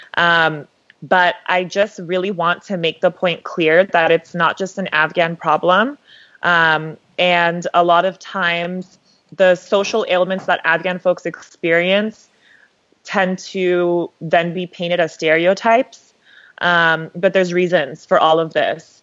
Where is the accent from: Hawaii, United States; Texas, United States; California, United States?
California, United States; Los Angeles; I'm from LA as well, like Samaya